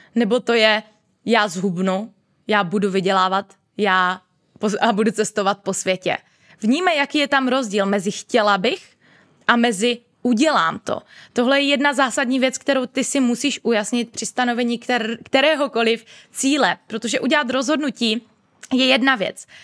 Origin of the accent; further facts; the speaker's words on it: Moravia, Czechia; moved away as an adult; now in Prague, Czech Republic; u nás na Moravě